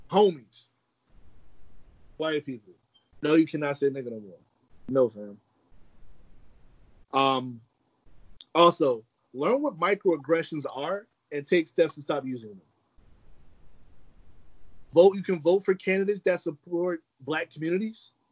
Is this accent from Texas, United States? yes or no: no; Brooklyn, New York, United States; also born or lived in Atlanta / Charleston; I always say I'm from Brooklyn. Um, Charleston was my home for a long time. You know, Atlanta raised me, but I I kind of you know for a little part, but Charleston definitely kind of made me into a man.